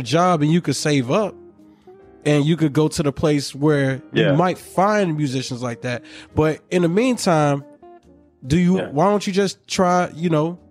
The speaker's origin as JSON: {"language": "English", "town": "Miami", "region": "Florida", "country": "United States", "moved": "as an adult", "lives_now": "Los Angeles, United States", "said": "I'm from Miami"}